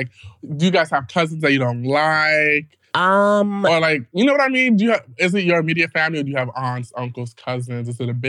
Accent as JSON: {"language": "English", "country": "Ghana", "said": "I'm Ghanaian. You know what I mean? Mm-hmm. Ricky is American. Ricky's, like, African-American, but, like, I'm, like, traditional African. Like, I'm Ghanaian."}